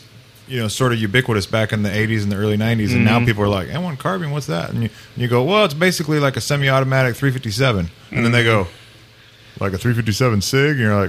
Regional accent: San Juan Islands, Washington, United States; moved away; I'm actually from the West Coast. I'm from the San Juan Islands, just north of Seattle.

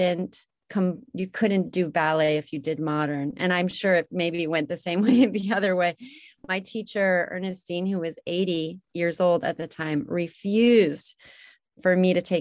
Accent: Salt Lake City, Utah, United States; I was born in Utah, in Salt Lake City, Utah

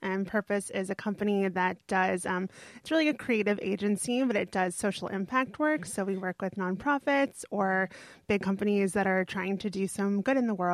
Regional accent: New York, United States; born or raised there

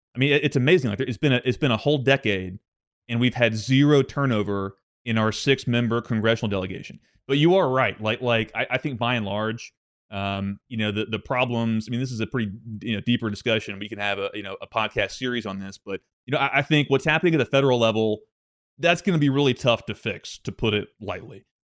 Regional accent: Arkansas, United States; I'm from Arkansas, born and raised

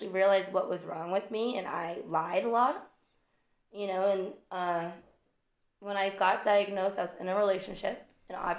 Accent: Massachusetts, United States; moved away as an adult; I'm from Massachusetts. I left Massachusetts.

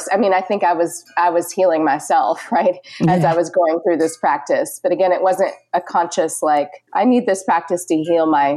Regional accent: Richmond, Virginia, United States; moved away as an adult; also born or lived in North Carolina / Portland, Oregon; now in Winston-Salem, United States; I grew up in Richmond, Virginia, and lived there for about 21 years.

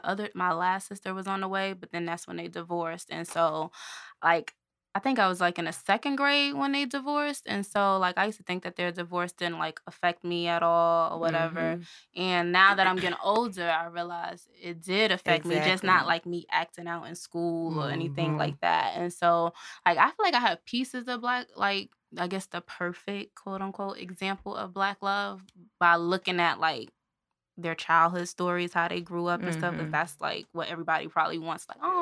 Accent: New Jersey, United States; I'm originally from New Jersey, but they moved from New Jersey to Birmingham, and my parents still stayed together.

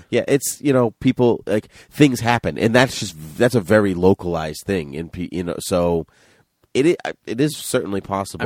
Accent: New Bedford, Massachusetts, United States; we grew up in New Bedford

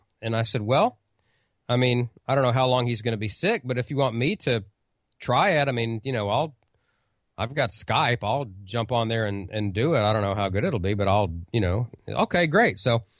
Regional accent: Oklahoma, United States; I'm like, well, I'm from Oklahoma.

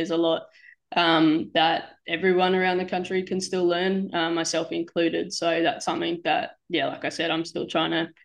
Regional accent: Gold Coast, Queensland, Australia; moved away as an adult; also born or lived in Townsville; now in Jersey City, United States; We grew up on the Gold Coast

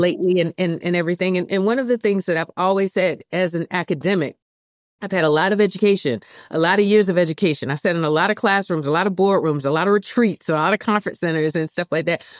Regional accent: Columbia, South Carolina, United States; moved away as an adult; here in, in Columbia, South Carolina, where I work at the University of South Carolina, this is my hometown.

